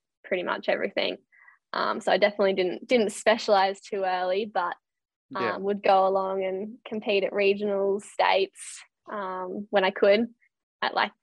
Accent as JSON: {"language": "English", "town": "Alstonville", "region": "New South Wales", "country": "Australia", "tie": "born or raised there", "also_born_or_lived": "Sydney", "said": "I grew up in a little town called Alstonville, about 20 minutes from Ballina and Byron Bay on the north coast of New South Wales. So I was born in Sydney, but moved up there when I was about 2."}